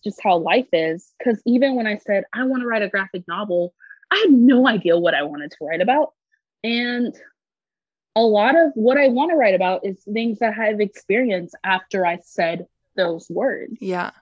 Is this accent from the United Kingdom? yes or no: no; Greenville, South Carolina, United States; growing up in Greenville, South Carolina, mm-hmm. which is an upper middle class, predominantly white city